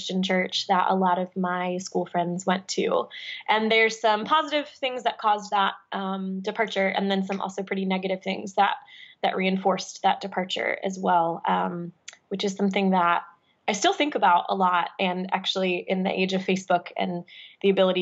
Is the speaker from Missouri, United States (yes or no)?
yes; suburbs outside of St. Louis, Missouri, United States; I was raised in the suburbs outside of St. Louis, St. Charles, O'Fallon, that kind of area